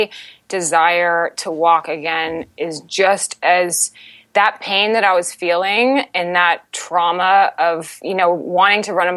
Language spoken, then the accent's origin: English; Altamonte Springs, Florida, United States; our family home in Florida, in Altamont Springs